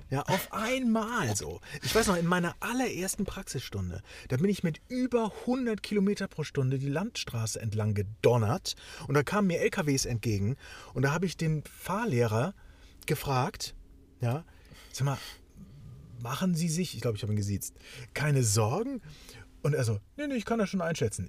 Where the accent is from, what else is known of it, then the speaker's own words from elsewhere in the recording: the North, Northern Germany, Germany; ich bin zwar auch ein Kind des Nordens